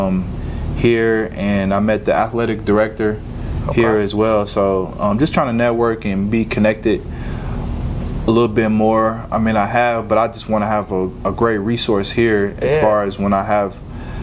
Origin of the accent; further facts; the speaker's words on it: Lexington, Kentucky, United States; moved away as an adult; now in Jacksonville, United States; I grew up in Winburn, so man, it's just kind of surreal just coming back here and giving back